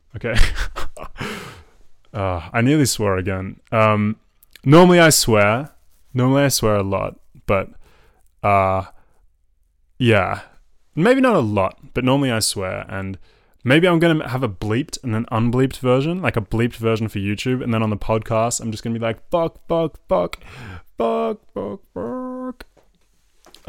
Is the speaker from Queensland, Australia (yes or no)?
no; Melbourne, Victoria, Australia; accent: Melbourne; also born or lived in France; I was raised in Melbourne. Uh, Melbourne is my home. Um, my accent is from Melbourne.